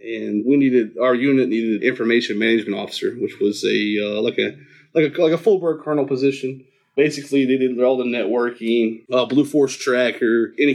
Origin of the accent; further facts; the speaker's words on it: Huntington, West Virginia, United States; I grew up in Huntington, West Virginia